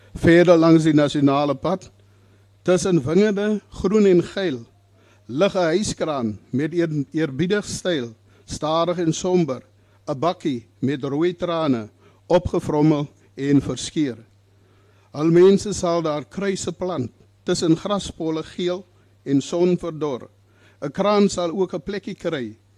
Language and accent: Afrikaans; Worcester, Western Cape, South Africa; Ek is van Woester, gebore en getoe 'n Bolander.